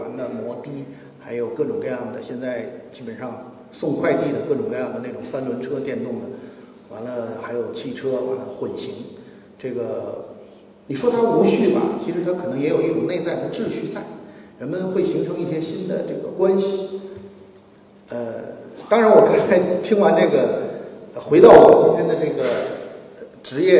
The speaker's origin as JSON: {"language": "Chinese", "region": "Beijing", "country": "China", "tie": "born or raised there", "said": "我们是小的时候在北京的那个胡同里长大的，"}